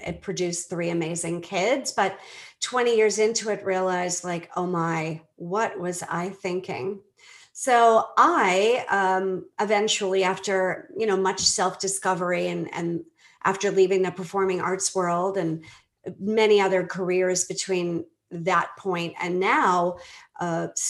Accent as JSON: {"language": "English", "town": "Boston", "region": "Massachusetts", "country": "United States", "also_born_or_lived": "Belize", "moved": "as an adult", "lives_now": "Atlanta area, Georgia, United States", "said": "I'm originally from Boston"}